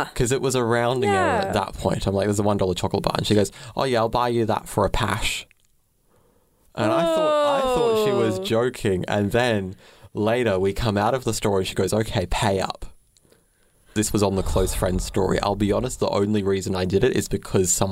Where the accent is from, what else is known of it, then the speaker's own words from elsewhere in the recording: Brisbane, Queensland, Australia; I grew up in Brisbane